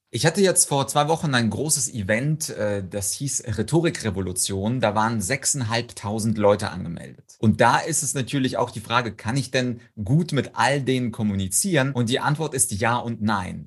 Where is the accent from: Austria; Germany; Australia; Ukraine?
Ukraine; moved away; Ich komme komme zum Beispiel aus der Ukraine